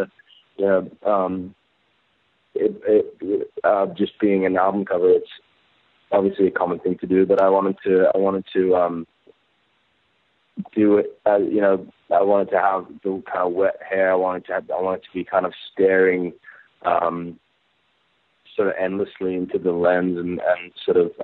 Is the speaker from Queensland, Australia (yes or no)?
yes; Gold Coast, Queensland, Australia; my childhood and my experience and my years spent there growing up there